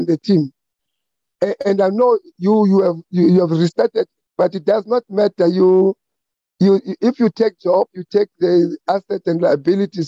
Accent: Bushbuckridge, Mpumalanga, South Africa; my hometown, in Bushbuck Ridge

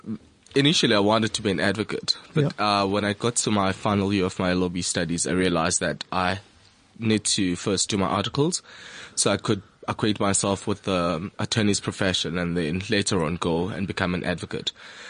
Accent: West Rand, Gauteng, South Africa; now in Pretoria, South Africa; I'm originally from the West Rand. Yeah. Yes, but I'm based in Pretoria.

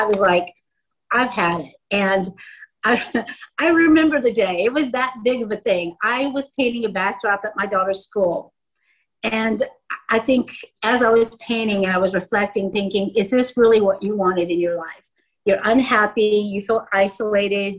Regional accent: United States; moved away as an adult; now in South Africa; I grew up in the States, as you can tell by my accent

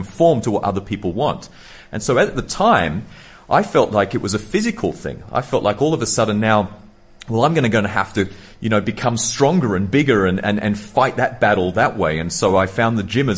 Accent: Sydney, New South Wales, Australia; I was born in Sydney, Australia

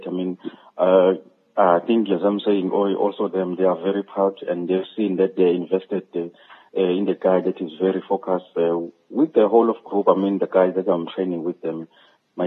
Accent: KwaZulu-Natal, South Africa; whole South African, whole KwaZulu-Natal, my home state

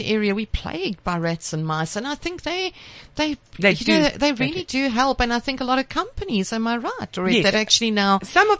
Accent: West Rand, Gauteng, South Africa; I'm from the West Rand

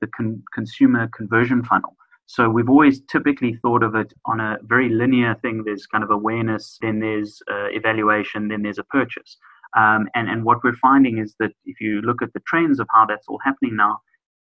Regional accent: South Africa; as a South African society, we're definitely geared towards that.

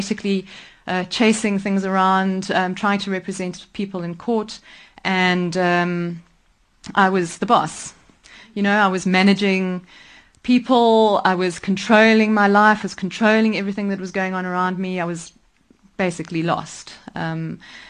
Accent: Nairobi, Kenya; also born or lived in Mombasa; I grew up in Kenya. I was lucky enough to be born in Nairobi

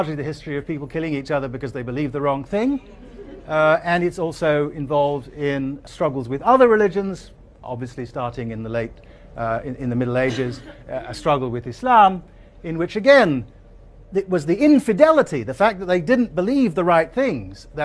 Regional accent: Asante, Ashanti, Ghana; the country that I grew up in, Ghana, the society that I grew up in, Asante

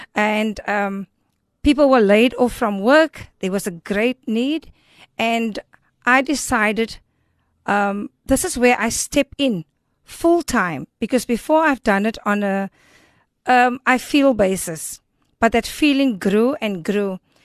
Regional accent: Cape Town, Western Cape, South Africa; I've been born and raised in Elsis River

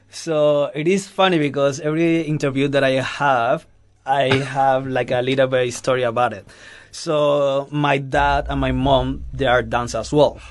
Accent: Cuba; English is a second language; also born or lived in Madrid, Spain; now in Johannesburg, South Africa; I come from Cuba, but uh, I'm living in Spain, in Madrid

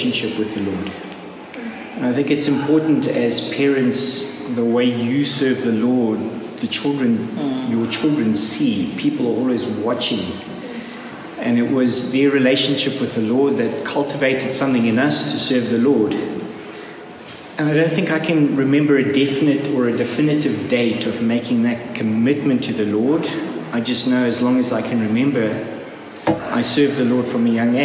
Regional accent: Zimbabwe; moved away; we're both from Zimbabwe

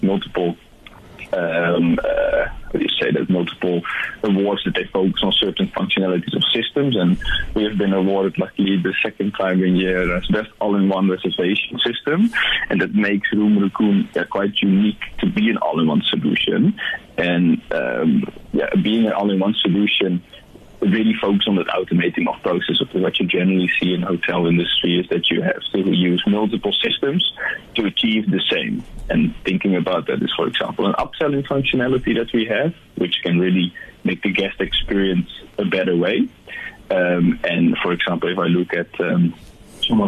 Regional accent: Netherlands; now in South Africa; You can hear I'm from the Netherlands, or I don't know if you could hear it, but I'm from a different country. I immigrated here.

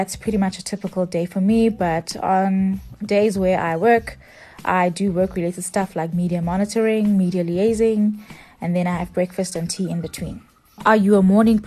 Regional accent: Pietermaritzburg, KwaZulu-Natal, South Africa; a 30-year-old floral designer born and bred in Pietermaritzburg. I own a tabletop decor and floral design company.

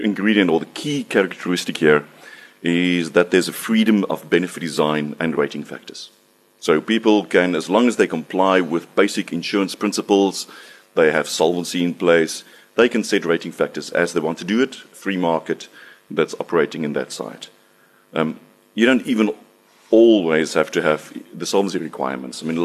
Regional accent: South Africa; I'm from South Africa

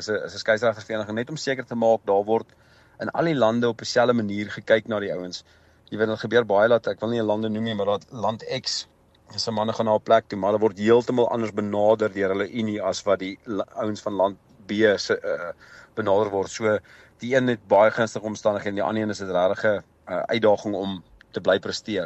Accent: South Africa; ek's 'n groot Suid-Afrikaner

